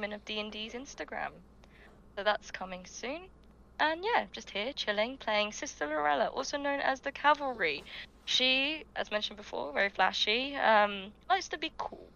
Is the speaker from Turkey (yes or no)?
no; United Kingdom; I may not be your favorite Brit, but I'm a Brit nonetheless.